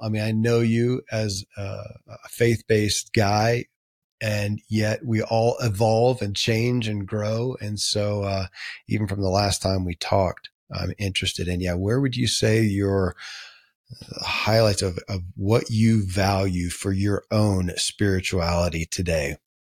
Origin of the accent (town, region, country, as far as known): Kentucky, United States; born or raised there